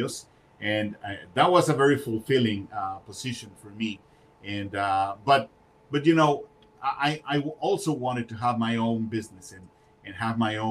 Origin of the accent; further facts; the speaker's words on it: Mexico City, Mexico; moved away as an adult; also born or lived in Mérida, Yucatán, Mexico; now in United States; I was born in Mexico, in the city of Mérida, in the state of Yucatán. And my parents went to live in Mexico City, right, 5 or 6 years later